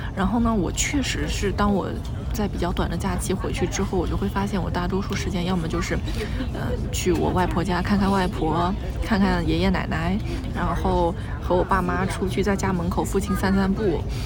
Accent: Yangzhou, Jiangsu, China; moved away; 多年没有就是回到我的家乡，我对我的家乡已经没有那么了解

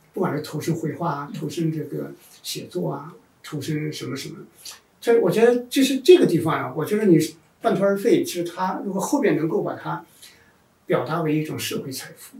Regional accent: China; 我们中国人在农业社会出来以后

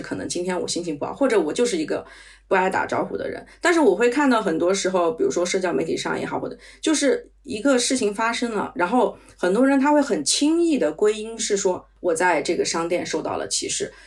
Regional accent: China; now in Paris, France; 因为我们在国内长大

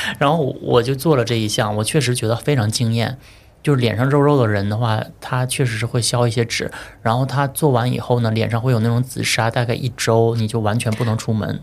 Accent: China; 而且他店长一听我们是中国人

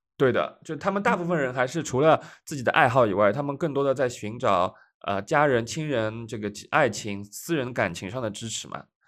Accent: Shanghai, China; 因为上海是家乡嘛

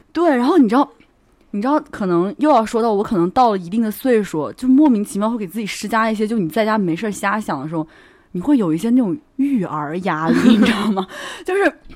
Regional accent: Hubei, China; now in Shanghai, China; 我是湖北人嘛

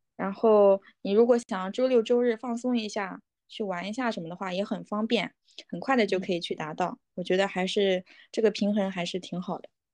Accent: Haimen, Jiangsu, China; 我和我的家乡来讲的话，海门本嗯。身是一个发展还算

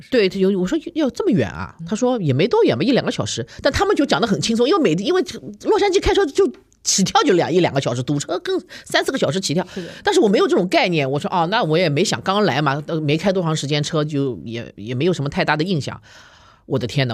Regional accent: China; also born or lived in United States; 我们中国人

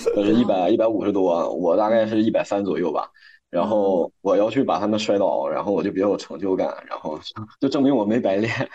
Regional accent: Harbin, Heilongjiang, China; now in Tianjin, China; 我目前呢，在天津工作，我的老家呢，来自冰城哈尔滨。我的职业呢，是一名烘焙甜品师

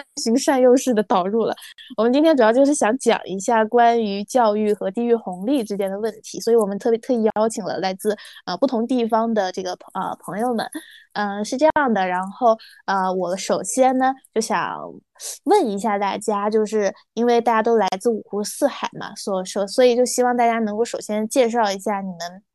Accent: Guangdong, China; 我是来自广东的

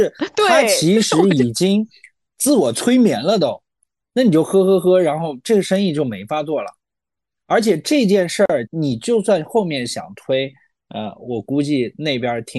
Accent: China; 其实我们都是中国人嘛

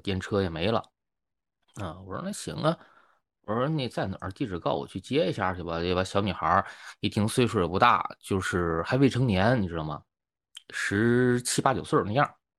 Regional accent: China; now in Japan; 我中国人呐

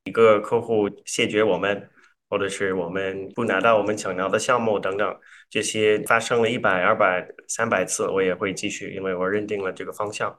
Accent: Canada; Chinese is a second language; moved away as an adult; also born or lived in Toronto / Zhengzhou, China; now in New York, United States; 我是，呃，加拿大人，所以嗯我，我们现在所在的地方是纽约嘛，所以在这边我经常也说我是，在这里也是老外

